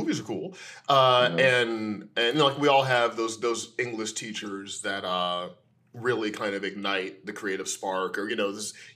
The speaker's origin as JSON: {"language": "English", "town": "St. Louis", "region": "Missouri", "country": "United States", "tie": "born or raised there", "said": "I grew up in St. Louis, Missouri"}